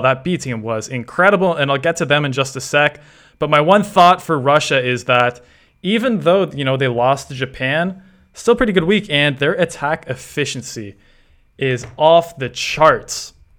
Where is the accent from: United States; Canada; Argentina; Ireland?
Canada; as a Canadian